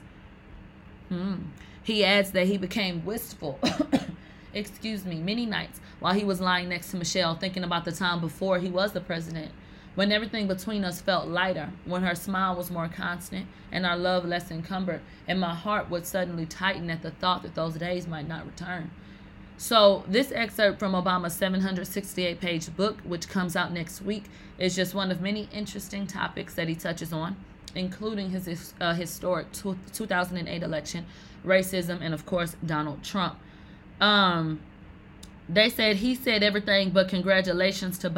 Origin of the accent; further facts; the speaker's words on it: the South, United States; I'm from the South